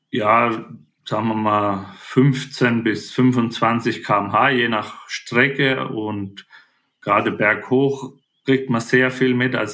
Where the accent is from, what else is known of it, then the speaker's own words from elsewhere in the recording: Spessart, Germany; ich bin im Spessart aufgewachsen, am Fluss Main in der Mitte Deutschland